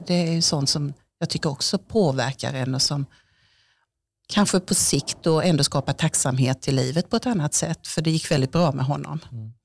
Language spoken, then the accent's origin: Swedish; southern Småland, Kronoberg County, Sweden; moved away as an adult; now in Örebro, Sweden; Jag är född i södra Småland, i Vilhelm Moberg trakter, så det är jättesmå åkrar och massor med stenmurar överallt